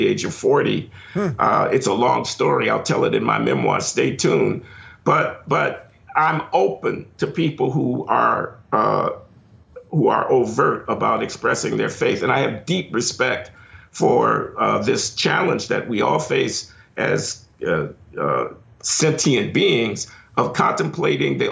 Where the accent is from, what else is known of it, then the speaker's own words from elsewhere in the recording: Chicago, Illinois, United States; I was born in Chicago in 1948 on the South Side.